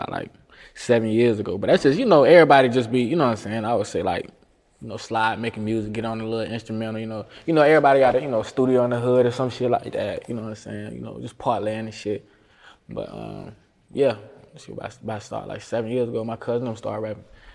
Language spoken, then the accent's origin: English; Jacksonville, Florida, United States; I was born in West Jack.